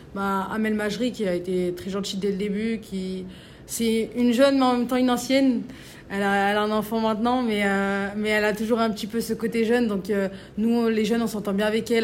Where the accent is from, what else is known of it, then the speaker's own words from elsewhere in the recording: Valence, Auvergne-Rhône-Alpes, France; now in Lyon, France; quand on vient d'une petite ville comme ça, qu'on vient de Valence